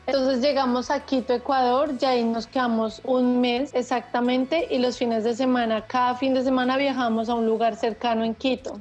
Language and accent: Spanish; Colombia; moved away as an adult; also born or lived in Argentina; now in Italy; mi país, Colombia